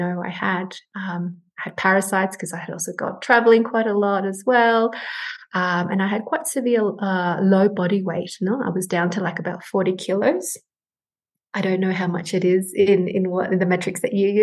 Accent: Sydney, New South Wales, Australia; moved away as an adult; now in Peru; So I was born here in Peru, and in the 90s, when terrorism broke out, my family and I migrated to Australia. Hence my accent.

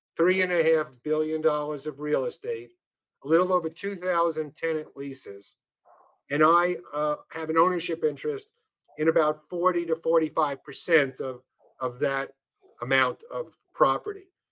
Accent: New York City, New York, United States; I come from New York and I was born in Brooklyn, and, and so are my parents.

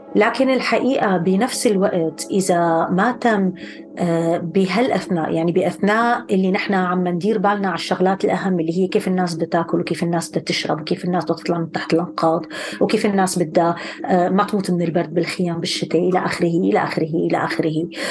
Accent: Syria; now in Cambridge, United Kingdom; ذاكرتنا الجمعيه كلياتنا كسوريين

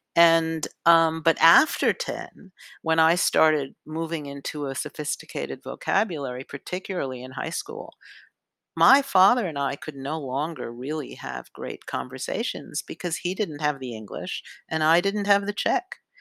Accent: New York City, New York, United States; i grew up on the upper west side of manhattan

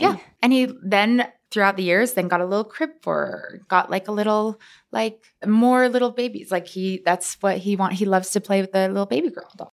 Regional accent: Bountiful, Utah, United States; I grew up here in Salt Lake City. Uh, well, I grew up in Bountiful

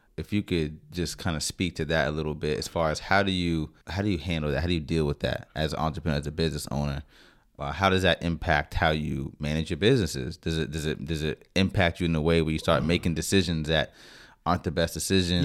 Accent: Northern Virginia, United States; I'm from Northern Virginia

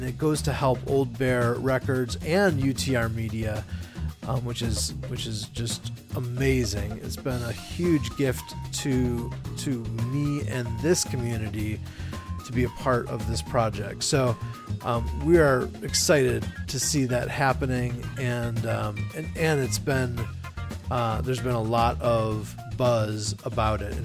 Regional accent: Chicago, Illinois, United States; my hometown of Chicago

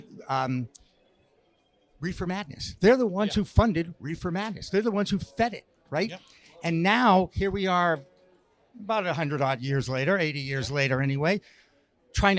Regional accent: Newton, Massachusetts, United States; also born or lived in Newark, New Jersey; That's where I lived, but I was born in Newark, New Jersey in 1957, and my parents gave me Newton at age 4.

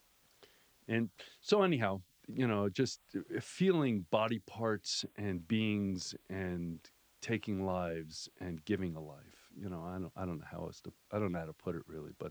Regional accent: Miami Beach, Florida, United States; moved away; when I was a kid, I grew up in Miami Beach, Florida

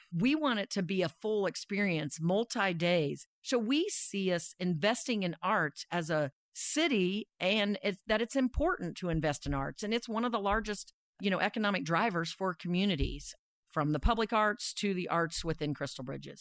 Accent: Dodge City, Kansas, United States; also born or lived in Iowa; I was born in Iowa and grew up in Dodge City, Kansas.

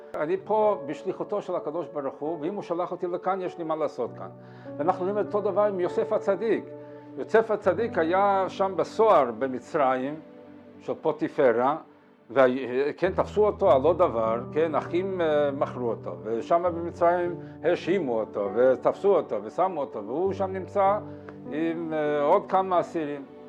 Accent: Montevideo, Uruguay; אני ממונטווידאו

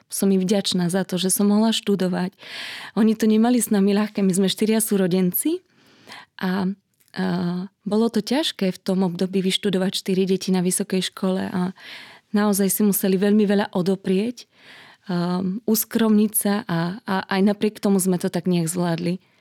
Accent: Trstená, Žilina Region, Slovakia; pochádzam z malého mestečka na Orave, z Trstenej

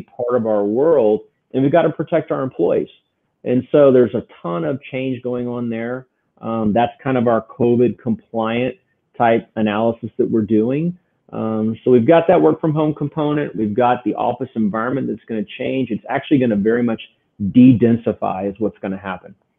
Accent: Houston, Texas, United States; I grew up here in Houston, Texas

